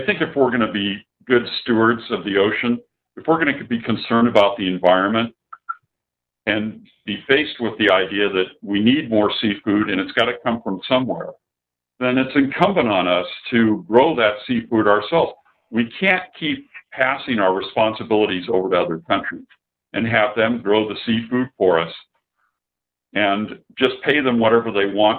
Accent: San Diego, California, United States; I grew up in San Diego

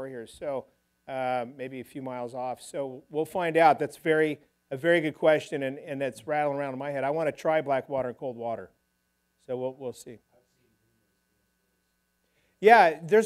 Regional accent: California, United States; I grew up diving here in California

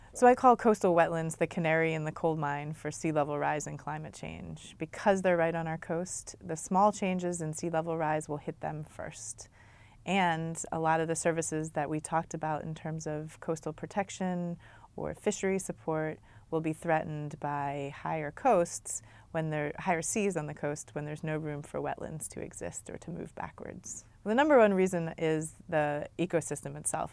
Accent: Maryland, United States; born or raised there; moved away as an adult; also born or lived in Massachusetts; now in Long Beach, United States

